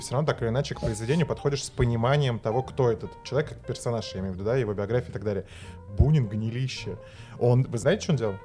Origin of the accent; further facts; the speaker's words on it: Moscow, Russia; Я москвич, я родился в Москве, вырос в Москве